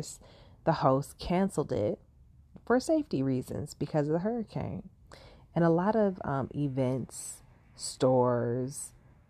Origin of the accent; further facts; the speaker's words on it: Los Angeles, California, United States; being a Californian, a Los Angeles native